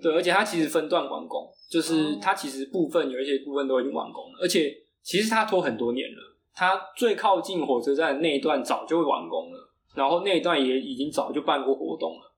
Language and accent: Chinese; Nantou County, Taiwan; 我是南投人